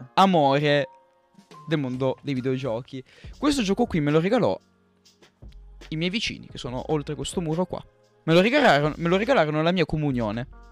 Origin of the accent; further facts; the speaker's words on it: Marseille, Provence-Alpes-Côte d'Azur, France; moved away; io vivevo in Francia, io sono nato lì, sono nato a Marsiglia